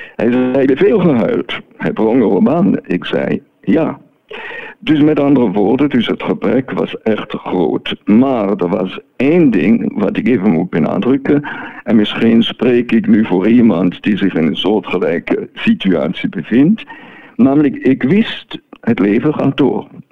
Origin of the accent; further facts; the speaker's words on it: Neuhausen am Rheinfall, Schaffhausen, Switzerland; moved away as an adult; also born or lived in Martinique / Belgium / Germany; now in France; ik ben geboren en getogen in Neuhausen am Rijnveld, dus op de Rijn.